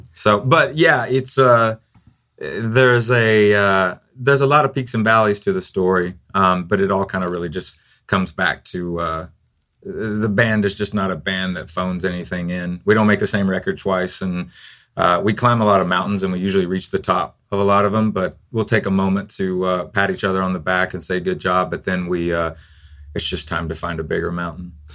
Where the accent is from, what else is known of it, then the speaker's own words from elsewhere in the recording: Tennessee, United States; moved away; also born or lived in Florida; I'm actually from Tennessee